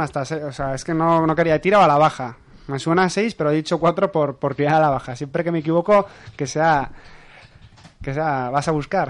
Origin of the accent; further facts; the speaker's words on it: Cizur, Navarre, Spain; yo soy de Cizur